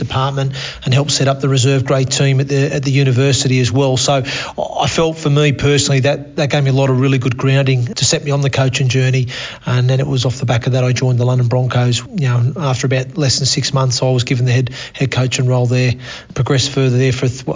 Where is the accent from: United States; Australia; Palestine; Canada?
Australia; accent: Australian; moved away as an adult; also born or lived in Torquay, Devon, England / United Kingdom; now in York, United Kingdom; with an Australian accent now as well. Yeah, look, obviously, originally born in Torquay in Devon. Mum and Dad decided at the time when I was 8 to emigrate to Australia.